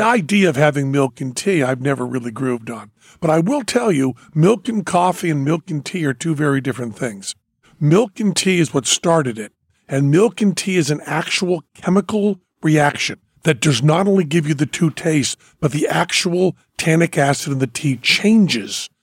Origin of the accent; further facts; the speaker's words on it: Western Massachusetts, United States; I'm from Western Massachusetts